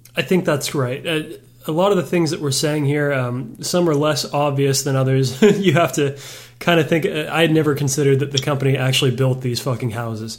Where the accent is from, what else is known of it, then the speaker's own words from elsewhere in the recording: Texas, United States; As a Texan